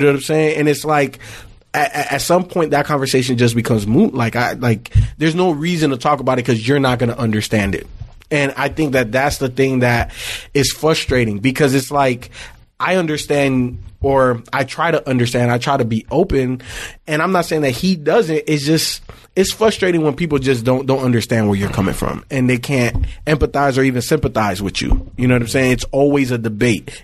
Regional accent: Miami, Florida, United States; I grew up in Miami, obviously different parts.

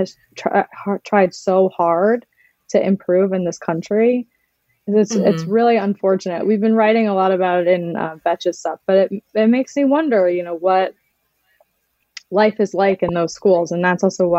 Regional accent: Maryland, United States; where I grew up in Maryland

